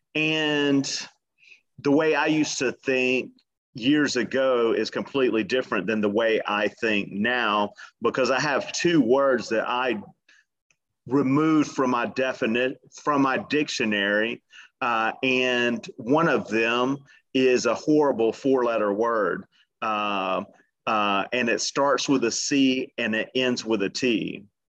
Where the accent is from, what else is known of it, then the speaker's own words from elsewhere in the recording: Atlanta, Georgia, United States; now in Miami Beach, United States; born and raised in Atlanta